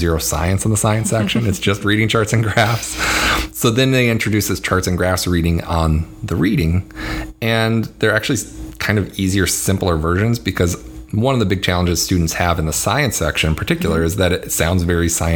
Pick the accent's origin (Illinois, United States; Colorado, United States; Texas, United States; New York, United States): Colorado, United States; I grew up in Colorado